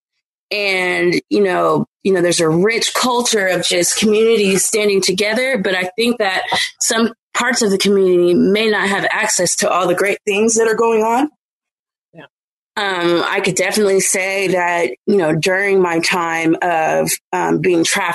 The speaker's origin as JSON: {"language": "English", "town": "Oakland", "region": "California", "country": "United States", "tie": "born or raised there", "moved": "as an adult", "lives_now": "Georgia, United States", "said": "I am a Bay Area native. I've spent most of my life growing up in East Oakland"}